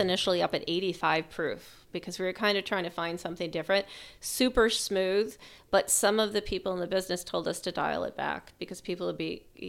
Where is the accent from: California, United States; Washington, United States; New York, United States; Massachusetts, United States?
Massachusetts, United States; South Shore; I grew up in the South Shore